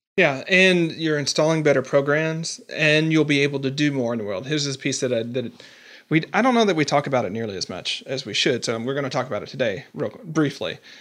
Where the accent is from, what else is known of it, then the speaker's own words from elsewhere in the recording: the South, United States; I'm from the South.